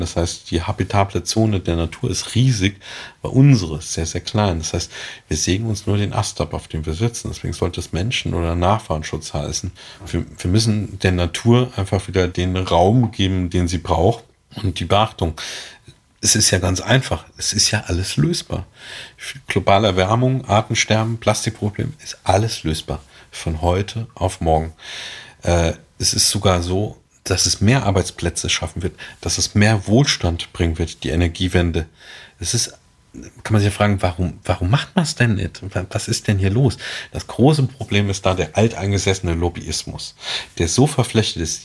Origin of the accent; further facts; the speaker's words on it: Germany; Bei uns in Deutschland